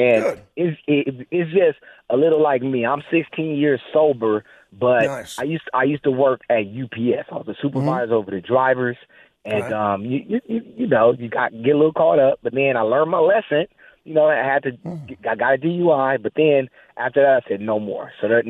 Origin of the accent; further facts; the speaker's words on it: Los Angeles, California, United States; I'm from Los Angeles